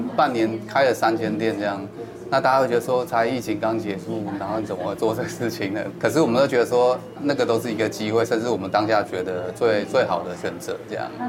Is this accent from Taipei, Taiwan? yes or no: yes; Taipei, Taiwan; 因为是在这边土生土长